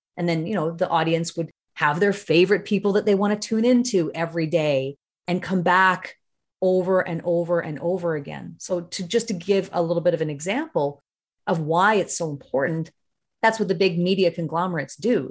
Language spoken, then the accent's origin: English; Northern Ontario, Canada; also born or lived in British Columbia / Toronto / Kitchener-Waterloo; now in Chatham, Canada; I grew up in Northern Ontario. That's, so I'm from a, a mining town in Northern Ontario